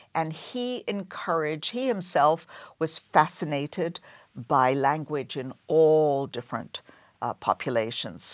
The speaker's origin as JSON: {"language": "English", "region": "London", "country": "United Kingdom", "tie": "born or raised there", "moved": "as an adult", "lives_now": "Boston, United States", "said": "I grew up in, and I was born and raised in London"}